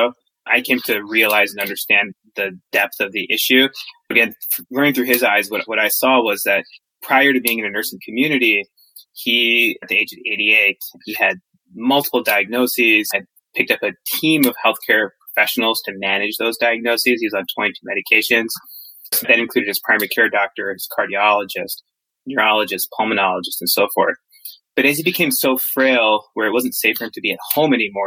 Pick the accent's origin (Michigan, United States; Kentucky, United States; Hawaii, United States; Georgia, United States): Michigan, United States; moved away as an adult; also born or lived in New York / Boston; I grew up in Michigan and have been in the Northeast, New York, Boston for the past decade or so.